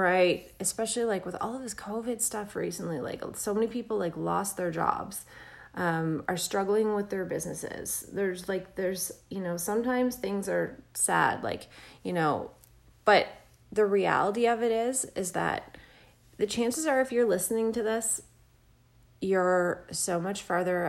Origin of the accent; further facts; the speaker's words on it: Canada; I'm Canadian